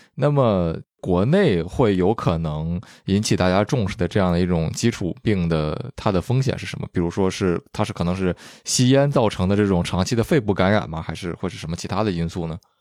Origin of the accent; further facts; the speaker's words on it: northern China, China; moved away; also born or lived in Vancouver, Canada; 我就说是北方